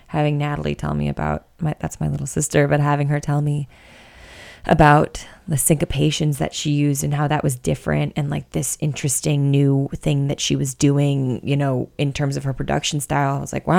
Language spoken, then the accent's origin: English; Buffalo, New York, United States; accent: Buffalo; now in San Francisco, United States; my Buffalo accent